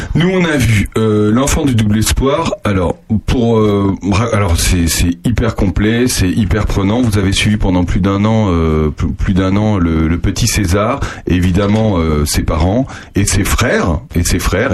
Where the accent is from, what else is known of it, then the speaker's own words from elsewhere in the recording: Charente, Nouvelle-Aquitaine, France; je suis charentais